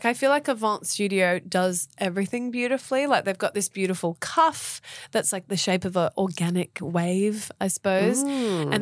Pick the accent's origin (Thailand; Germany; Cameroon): Thailand; now in Australia; growing up in Thailand